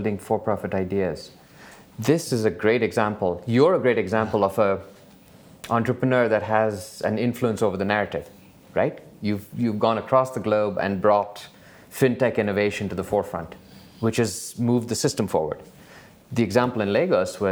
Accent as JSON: {"language": "English", "town": "Bangalore", "region": "Karnataka", "country": "India", "tie": "born or raised there", "moved": "yes", "said": "I grew up in Bangalore"}